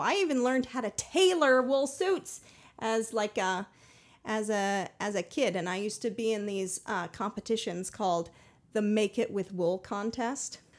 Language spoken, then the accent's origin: English; Boulder, Colorado, United States; I grew up in Boulder, Colorado